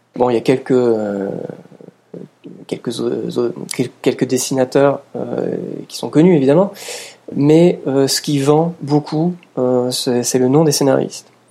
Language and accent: French; France; chez nous en France où, euh, depuis les années quatre-vingt, on a tous grandi